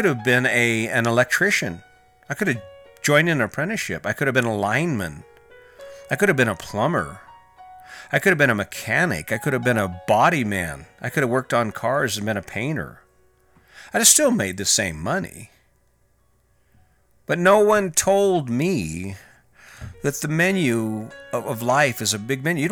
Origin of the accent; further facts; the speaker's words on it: Cañon City, Colorado, United States; I'm from Canyon City, Colorado, and whitewater rafting is one of the big summer events